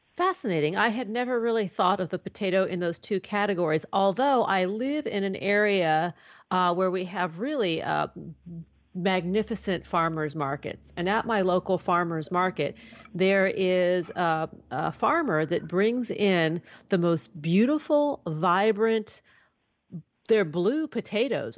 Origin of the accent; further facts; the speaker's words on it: New York City, New York, United States; now in Southern California, United States; a young girl growing up in New York City